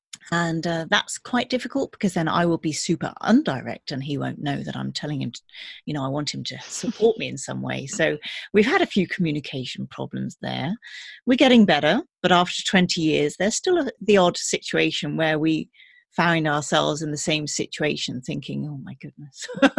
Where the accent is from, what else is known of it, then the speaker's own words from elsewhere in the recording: England, United Kingdom; moved away as an adult; also born or lived in Germany; now in Berlin, Germany; And I've been living in Germany now. I grew up in England, but I've been living in Germany for about 20 years.